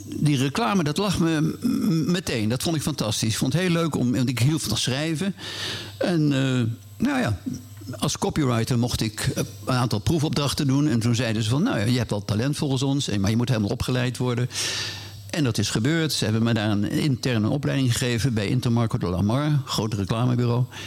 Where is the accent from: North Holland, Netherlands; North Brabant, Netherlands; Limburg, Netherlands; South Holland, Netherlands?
North Holland, Netherlands; Hilversum; born or raised there; also born or lived in Indonesia / Amersfoort